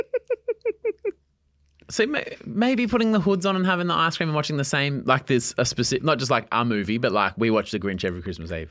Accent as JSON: {"language": "English", "region": "East Coast", "country": "Australia", "tie": "born or raised there", "said": "I grew up on the East Coast"}